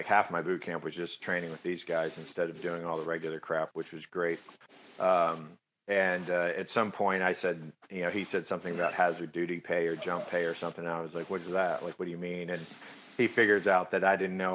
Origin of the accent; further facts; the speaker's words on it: Katy, Texas, United States; moved away; I grew up in Texas, small town in Texas